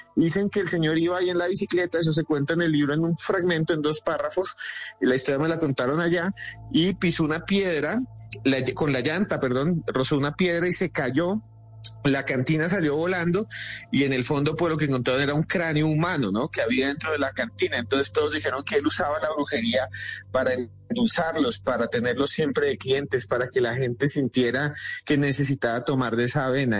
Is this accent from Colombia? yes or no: yes; Colombia; somos los colombianos